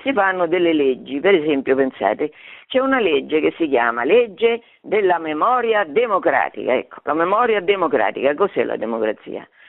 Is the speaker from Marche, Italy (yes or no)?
yes; Fabriano, Marche, Italy; nelle Marche, che è la mia regione, perché io sono di Fabriano